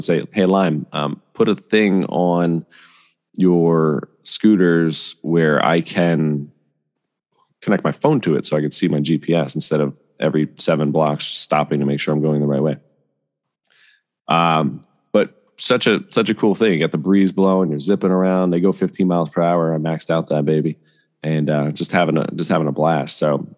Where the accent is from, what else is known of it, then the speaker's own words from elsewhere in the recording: Bethlehem, Pennsylvania, United States; I'm from Bethlehem, Pennsylvania